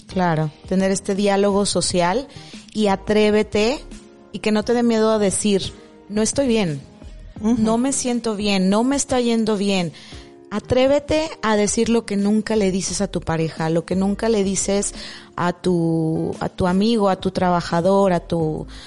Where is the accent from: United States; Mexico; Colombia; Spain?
Mexico; estábamos como mexicanos